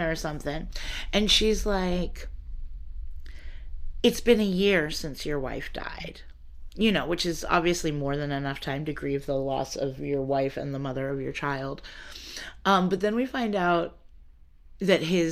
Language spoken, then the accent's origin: English; United States; as an American